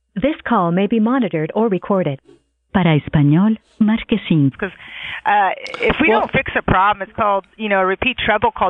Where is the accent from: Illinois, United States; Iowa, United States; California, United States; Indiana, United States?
California, United States; San Diego; also born or lived in Wyoming; I grew up in East County